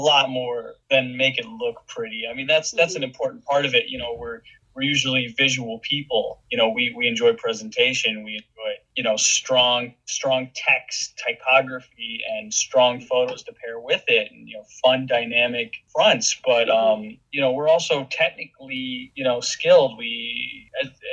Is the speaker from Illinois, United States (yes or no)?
yes; Illinois, United States; moved away as an adult; also born or lived in upstate New York / St. Joseph, Michigan / Traverse City, Michigan; now in Holland, United States; I'm originally from Illinois